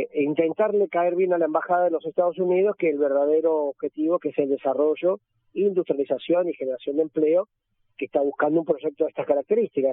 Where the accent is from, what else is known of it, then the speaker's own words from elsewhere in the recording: Tierra del Fuego, Argentina; en nuestra provincia